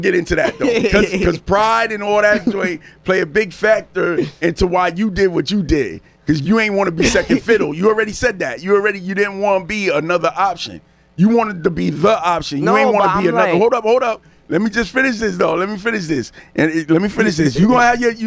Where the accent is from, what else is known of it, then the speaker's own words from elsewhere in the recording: New Orleans, Louisiana, United States; I'm from New Orleans. I'm from the city, man.